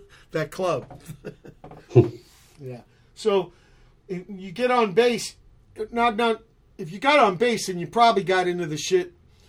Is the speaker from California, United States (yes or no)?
yes; San Pedro, California, United States; When I moved from the Navy housing here in Pedro to Park Western Estates, next door neighbor was Tony Alva